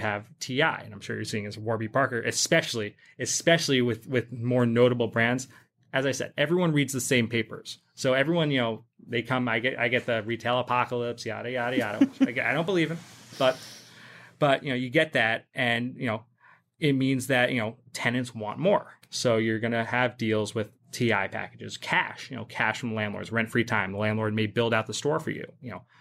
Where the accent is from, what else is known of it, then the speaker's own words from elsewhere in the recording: England, United Kingdom; moved away as an adult; also born or lived in Upper West Side, New York City, United States; now in New York City, United States; I was born on the Upper West Side. Um, I actually grew up in England, though. I moved to England when I was ten and then went to high school and university there